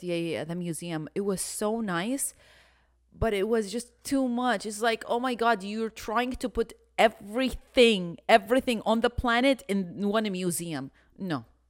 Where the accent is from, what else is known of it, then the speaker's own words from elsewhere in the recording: Houston, Texas, United States; We're from Houston